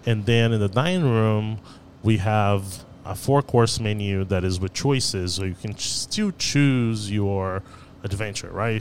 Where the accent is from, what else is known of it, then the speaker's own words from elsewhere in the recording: Rio de Janeiro, Brazil; now in Dallas, United States; We grew up in Rio, but my grandmother is from Bahia